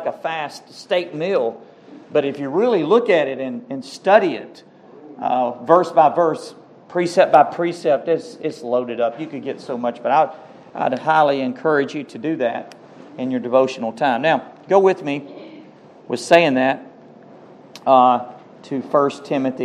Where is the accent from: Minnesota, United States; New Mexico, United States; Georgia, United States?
Georgia, United States; Cave Spring; also born or lived in Rome, Georgia; I'm from Cave Spring